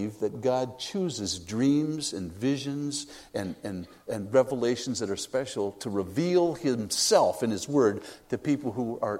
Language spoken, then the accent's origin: English; United States; I'm an American